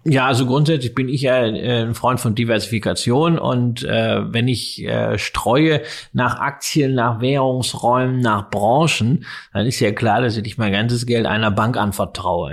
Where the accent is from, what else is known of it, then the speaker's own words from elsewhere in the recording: Germany; als Deutscher